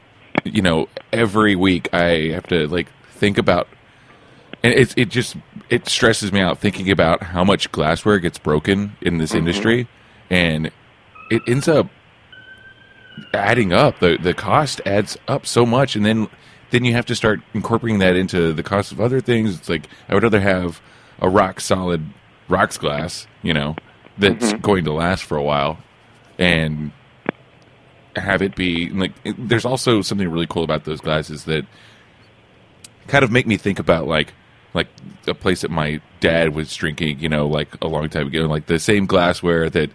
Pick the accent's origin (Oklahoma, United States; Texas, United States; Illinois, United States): Oklahoma, United States; Lone Wolf; now in New York City, United States; I'm from Lone Wolf, Oklahoma, right across from Wichita Falls.